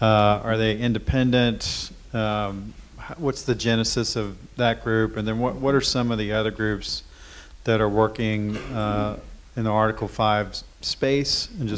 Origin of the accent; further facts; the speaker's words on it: Mississippi, United States; I'm from Mississippi.